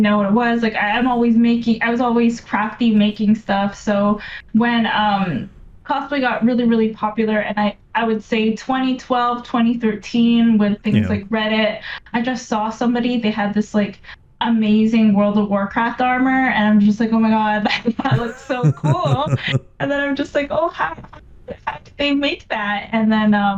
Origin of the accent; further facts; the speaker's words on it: Vancouver, British Columbia, Canada; I'm from Vancouver